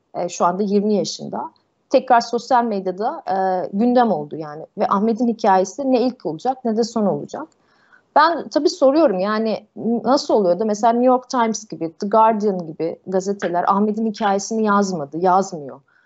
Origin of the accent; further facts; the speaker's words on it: Turkey; bir Türk olarak ülkemizde